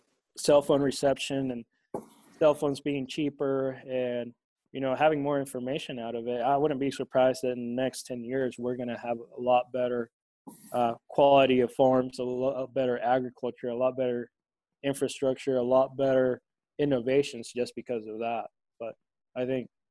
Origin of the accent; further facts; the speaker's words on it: Tegucigalpa, Francisco Morazán, Honduras; where I grew up in Tegucigalpa, that's the capital.